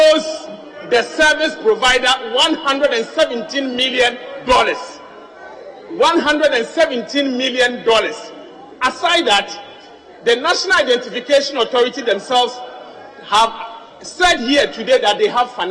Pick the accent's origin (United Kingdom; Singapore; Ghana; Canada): Ghana; I was born Ghanaian by birth